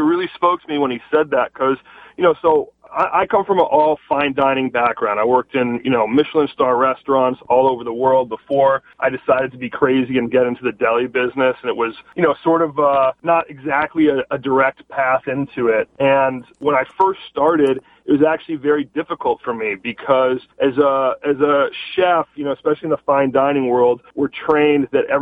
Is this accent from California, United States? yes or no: yes; Los Angeles, California, United States; I grew up here in Los Angeles, born and raised in the Valley in North Hollywood